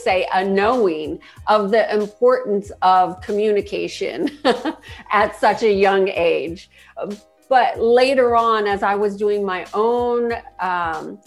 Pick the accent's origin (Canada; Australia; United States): United States; Huntington Beach, California; also born or lived in San Diego; I grew up in Orange County, Huntington Beach